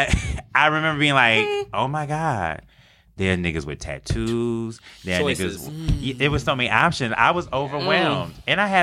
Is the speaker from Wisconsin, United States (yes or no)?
yes; Milwaukee, Wisconsin, United States; now in New York, United States; was from Milwaukee, motherfucking Wisconsin